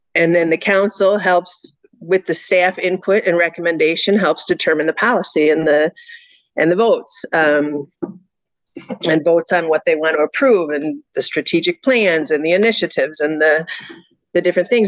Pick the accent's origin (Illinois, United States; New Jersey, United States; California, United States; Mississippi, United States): Illinois, United States; Elgin; I was born and raised here in Elgin. I grew up here, went to U46 schools